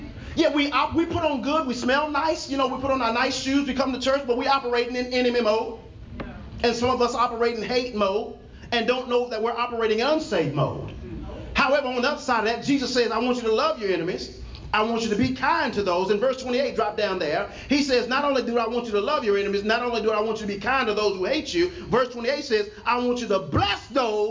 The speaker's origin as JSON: {"language": "English", "region": "Texas", "country": "United States", "said": "I'm from Texas"}